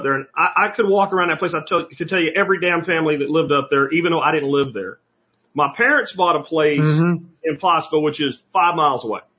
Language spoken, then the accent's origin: English; Pennsylvania, United States; The place I'm talking about is in a rural mining community of Pennsylvania is where I actually grew up.